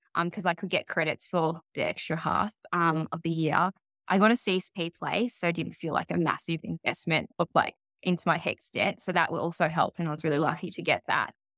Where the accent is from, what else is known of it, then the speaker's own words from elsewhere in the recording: Melbourne, Victoria, Australia; I grew up in Melbourne